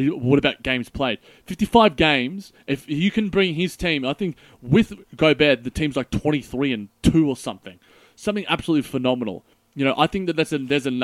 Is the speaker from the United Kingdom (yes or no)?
no; Australia; us Aussies